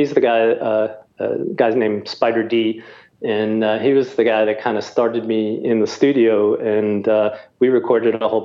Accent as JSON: {"language": "English", "town": "New York City", "region": "New York", "country": "United States", "tie": "born or raised there", "said": "I grew up in New York City"}